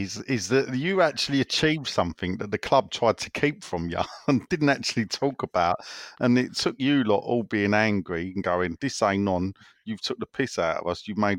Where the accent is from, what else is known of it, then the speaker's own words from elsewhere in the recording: South East England, United Kingdom; I'm from Kent.